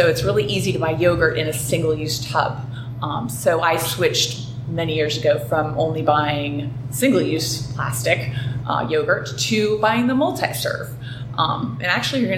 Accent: San Diego, California, United States; I grew up in San Diego, started surfing when I was a young little girl

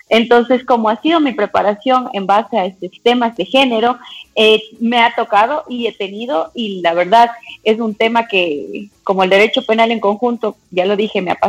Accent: Cuenca, Azuay, Ecuador; moved away as an adult; now in Quito, Ecuador; Sí, yo soy cuencana, pero ya estoy radicada aquí en la capital alrededor de ah. unos 11, 12 años. Por eso he perdido un poco el acento.

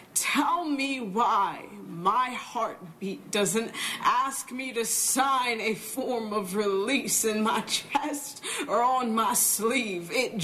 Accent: Southern California, United States; I grew up in Southern California. Where abortion is very accepted to the point where it's just not a conversation.

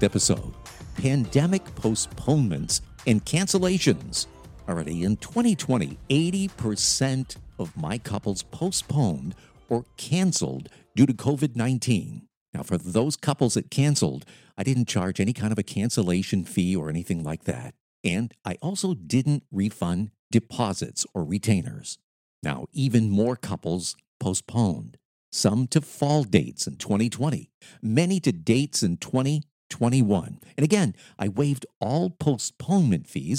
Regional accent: Lewiston, United States; moved away; my hometown of Lewiston

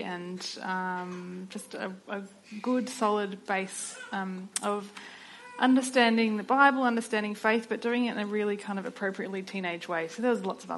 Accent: Sydney, New South Wales, Australia; I grew up in Sydney, a suburban middle child of three kids

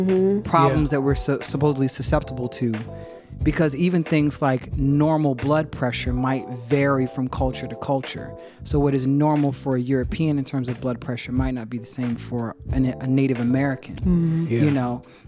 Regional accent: Cameroon; So it doesn't matter if you're from Guinea-Bissau and I'm from Cameroon.

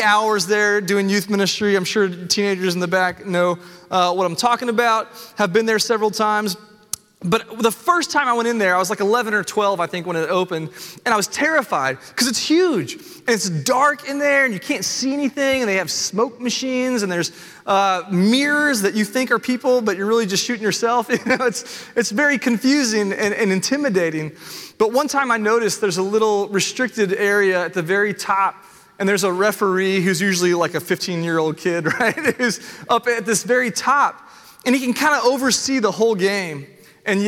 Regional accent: Nashville, Tennessee, United States; I was born and raised in Nashville

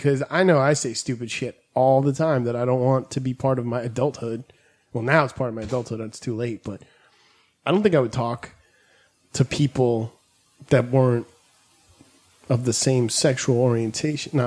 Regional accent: New York, United States; I was born in New York, so therefore I'm a New Yorker

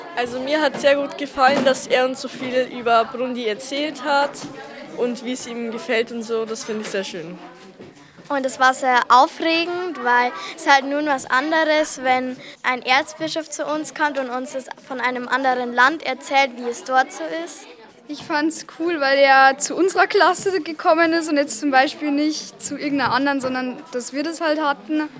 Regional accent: Burundi; German is a second language; ich komme aus Burundi

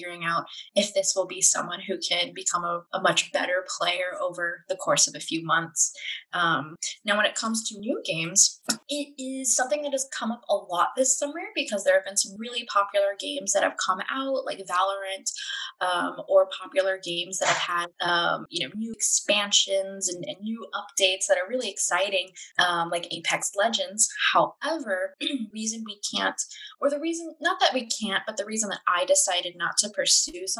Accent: San Antonio, Texas, United States; as a kid growing up in San Antonio

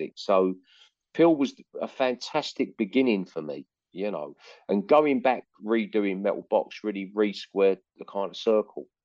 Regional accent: London, United Kingdom; moved away as an adult; now in North West England, United Kingdom; it's almost like I'm a Londoner, but I live in the Northwest a lot of the time now. I'm still in London a lot still. So London's a hometown

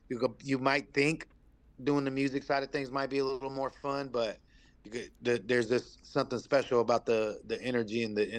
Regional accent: California, United States; I'm Nessunan Miwok. I'm out here from California.

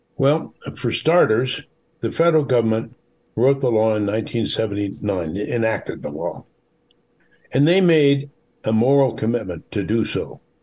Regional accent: Midwest, United States; when I was a kid growing up in the Midwest

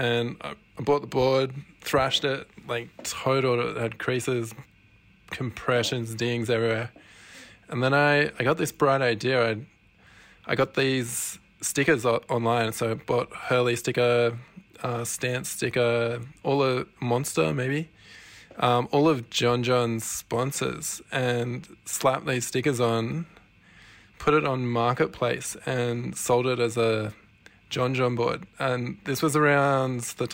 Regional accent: Sydney, New South Wales, Australia; I'm from Sydney, Australia

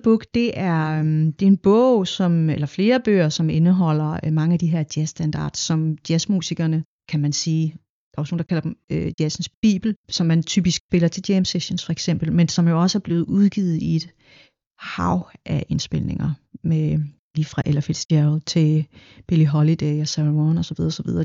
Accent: Denmark; jeg er en del af den her nordiske lyd, fordi jeg er opvokset her

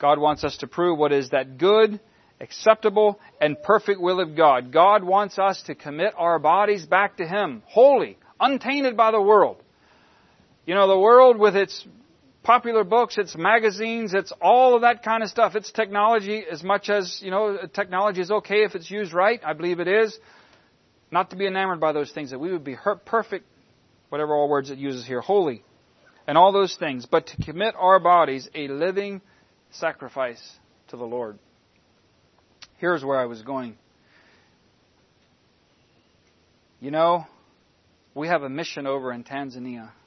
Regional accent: United States; We're American citizens, and we still live in a land of much freedom.

